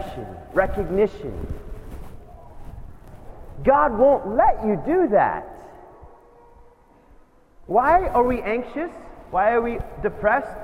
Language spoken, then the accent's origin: English; United States; as an American